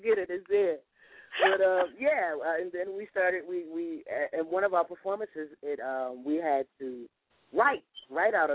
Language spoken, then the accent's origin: English; North New Jersey, United States; moved away as an adult; also born or lived in New York; now in Philadelphia, United States; North New Jersey is where I was raised